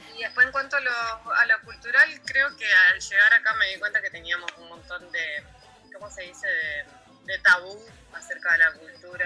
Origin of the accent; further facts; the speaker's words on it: Bahía Blanca, Buenos Aires Province, Argentina; moved away as an adult; also born or lived in Caleta Olivia / Comodoro Rivadavia; si bien soy nacida en Caleta, bueno, después me, me crié en Bahía Blanca